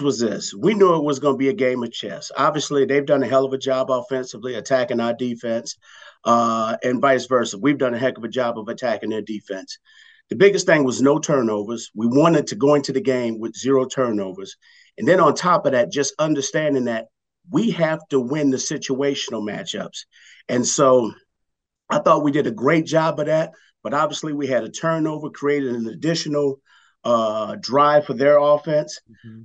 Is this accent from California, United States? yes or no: yes; Los Angeles, California, United States; also born or lived in New Orleans, Louisiana / Cincinnati; I, did the majority of my growing up in the LA area